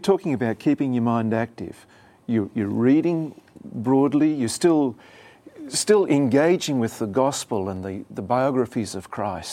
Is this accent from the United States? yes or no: no; Australia; moved away; my home country of Australia